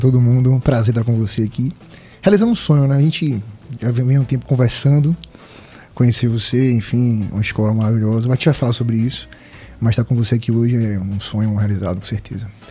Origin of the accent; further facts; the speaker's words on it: Northeast Region, Brazil; sou nordestino, tá no meu sangue